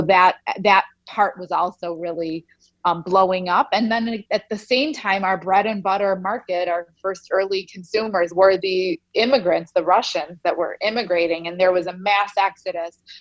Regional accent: Chicago, Illinois, United States; also born or lived in Soviet Union; my parents and I were refugees from the former Soviet Union. Um, and we left uh, through a small slit in the Iron Curtain and came to the United States and settled in Chicago in 1976 when I was just one.

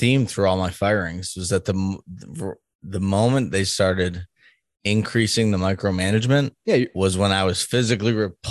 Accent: East Coast, United States; now in Midwest, United States; because we're from the East Coast, like New York and Boston, people don't want to be told what to do sometimes because that's definitely part of it. And I'm in the Midwest now

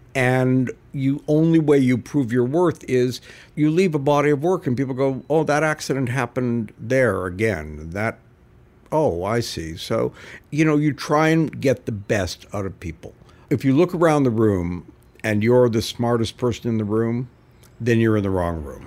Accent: Canada; moved away; also born or lived in New York / Los Angeles; growing up in Canada

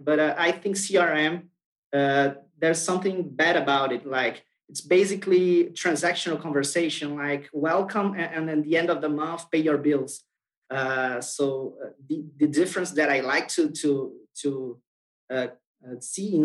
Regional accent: Brazil; I'm from Brazil.

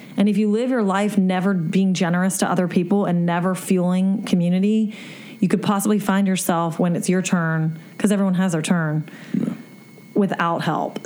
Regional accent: South Louisiana, United States; I'm from South Louisiana

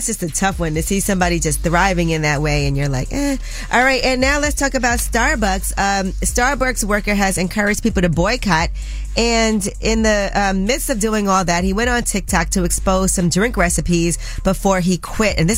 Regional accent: New York, United States; I'm a New Yorker

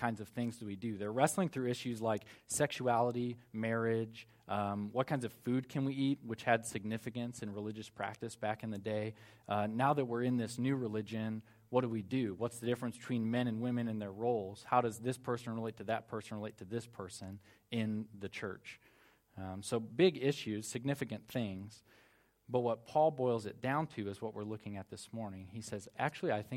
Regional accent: United States; moved away; I'm American

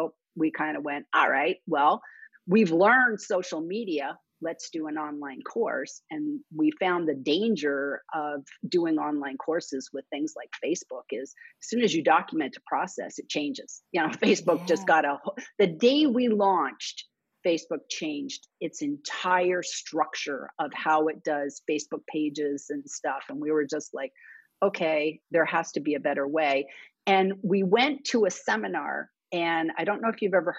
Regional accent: Canada; now in United States; I was Canadian and both my parents were born in London, England.

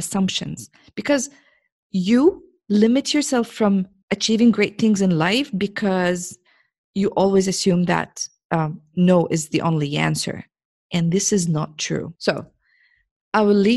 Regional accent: Jordan; now in Saudi Arabia; I am a girl from Jordan in the Middle East. I live in Saudi Arabia

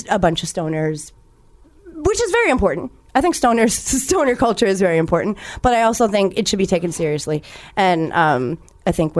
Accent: New York, United States; moved away as an adult; now in Los Angeles, United States; I am from the East Coast, and I'm a transplant, like a four-year-old transplant

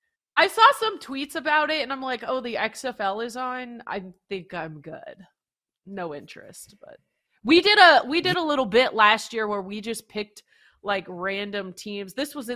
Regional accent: Canada; Yeah, and I hate to trash my home country, but I couldn't even get into the CFL. I'm sorry. Couldn't do the CFL thing when I lived in Canada.

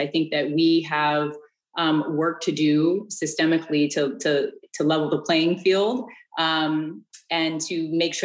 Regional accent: Bay Area, California, United States; moved away; I'm actually from the Bay Area

